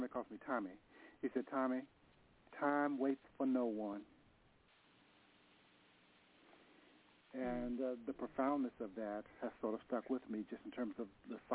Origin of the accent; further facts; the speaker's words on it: Nashville, Tennessee, United States; now in San Francisco, United States; I'm from Nashville. I moved to San Francisco